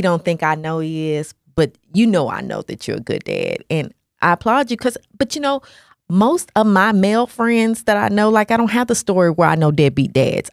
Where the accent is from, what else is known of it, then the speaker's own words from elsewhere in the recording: Nashville, Tennessee, United States; moved away; also born or lived in Hawaii; We grew up in Nashville, Tennessee, a very racist area